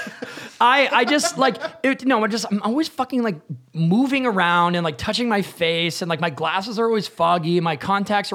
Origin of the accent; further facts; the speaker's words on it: New Hampshire, United States; I'm from New Hampshire, and it's like the cold winters